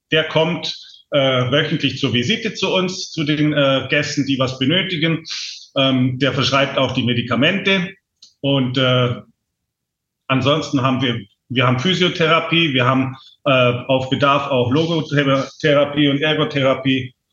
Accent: Germany; now in Thailand; und auch nicht so, nicht so streng und so verbissen, wie es manchmal bei uns in Deutschland so ist.

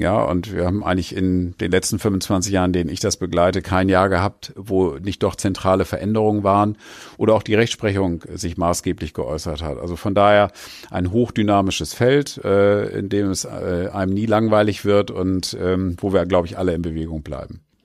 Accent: Oldenburg, Lower Saxony, Germany; ich bin Oldenburger

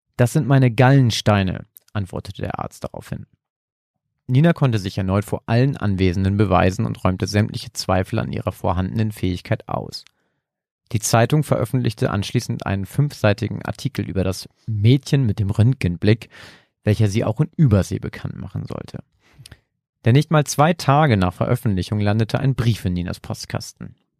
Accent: Germany; ich komme ja ursprünglich auch aus einem kleinen Dörfchen in der Nähe von Bremen

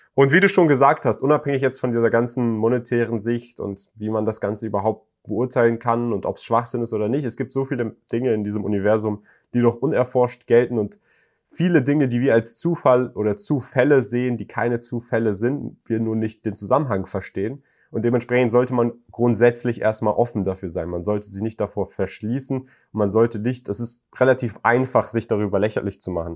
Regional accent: Germany; jemand, der nicht mal deutsche Wurzeln hat, sondern in Deutschland geboren ist

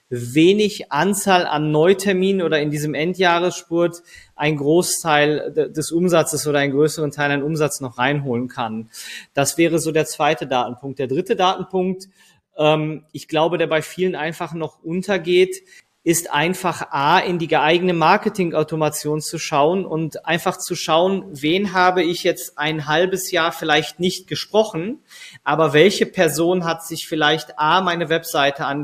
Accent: Bochum, North Rhine-Westphalia, Germany; ich komme jetzt selber aus Bochum, wir sitzen hier in Bochum

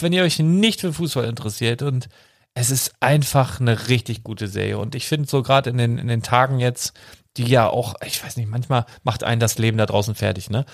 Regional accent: Handorf, Germany; Das ist da, wo ich aufgewachsen bin, von fünf bis 16, 17 so ungefähr

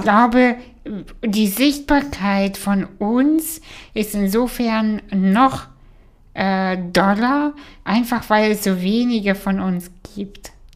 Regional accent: Kazakhstan; now in Germany; ich komme aus Kasachstan, wo wir nicht mal fließend Wasser hatten

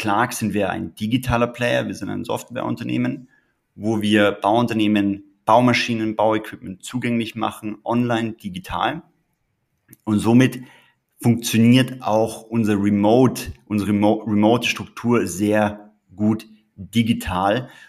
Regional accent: Tyrol, Austria; ursprünglich komme ich aus Tirol. Dort habe ich auch meine Liebe zu den Bergen erlernt

